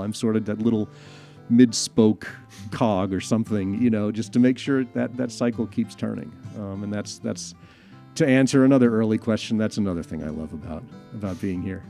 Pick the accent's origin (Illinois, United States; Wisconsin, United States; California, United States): Illinois, United States; Chicago; moved away; my home town of Chicago